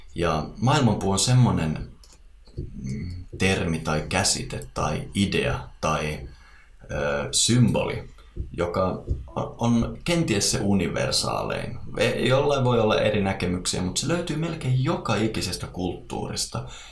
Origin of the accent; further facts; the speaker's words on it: Eastern Lapland, Finland; tuolla Itä-Lapissa, mistä mä oon kotoisin